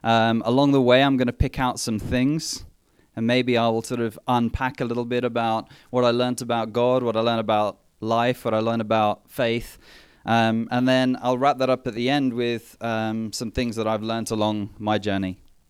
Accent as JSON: {"language": "English", "town": "Mthatha", "region": "Eastern Cape", "country": "South Africa", "tie": "born there", "said": "I was born in South Africa"}